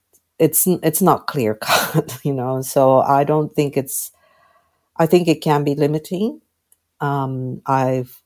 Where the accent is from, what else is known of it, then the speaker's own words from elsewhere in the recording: Tokyo, Japan; now in Sydney, Australia; I live in Sydney, and I was born in Tokyo.